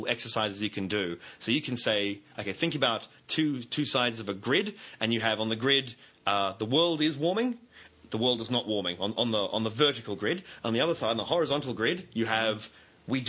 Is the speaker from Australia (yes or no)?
yes; Australia; as an Australian